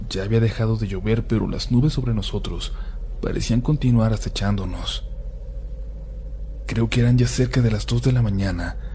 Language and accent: Spanish; Honduras; Yo soy de Honduras, vivo en la ciudad de San Pedro Sula y me imagino que algunos de ustedes ya se habrán enterado de lo que ha pasado en mi país